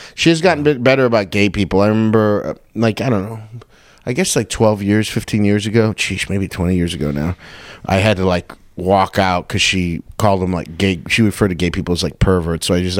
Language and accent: English; Covina, California, United States; I work at that bar, the Chatterbox, in Covina. I live out here, but I bartend on Thursdays and Fridays, so I've never been able, which is, it's like my hometown